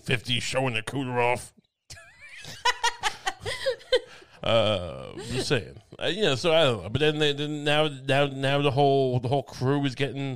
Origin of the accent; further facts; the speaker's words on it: Suffolk County, Long Island, New York, United States; I'm from Suffolk County